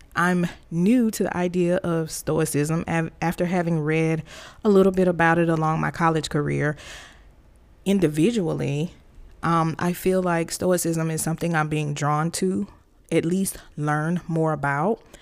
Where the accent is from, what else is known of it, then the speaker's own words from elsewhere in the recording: Tuscaloosa, Alabama, United States; moved away as an adult; I was born and raised in Alabama, Tuscaloosa Road Tide, Big Country, Alabama